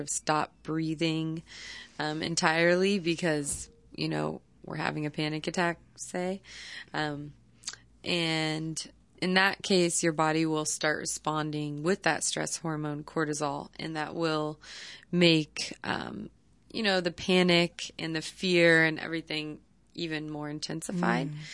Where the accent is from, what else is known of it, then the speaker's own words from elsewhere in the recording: Palo Alto, California, United States; I came back home to my hometown, um, which is Palo Alto, California